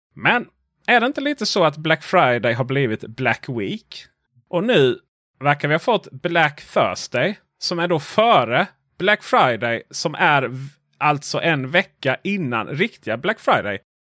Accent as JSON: {"language": "Swedish", "country": "Sweden"}